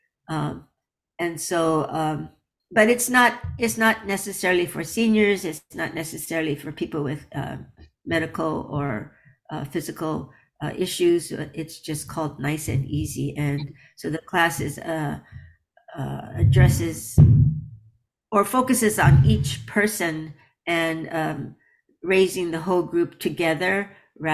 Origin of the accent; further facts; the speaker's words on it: United States; I grew up in America